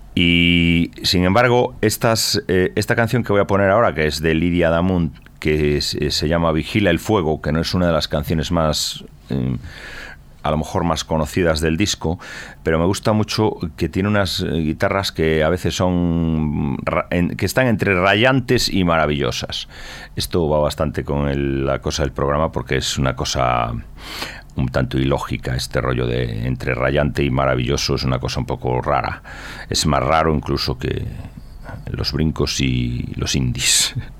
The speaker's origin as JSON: {"language": "Spanish", "region": "Galicia", "country": "Spain", "said": "los gallegos somos dados a decir una cosa y la contraria"}